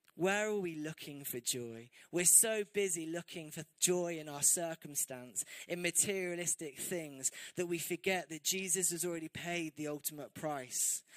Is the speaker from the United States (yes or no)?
no; England, United Kingdom; especially as English people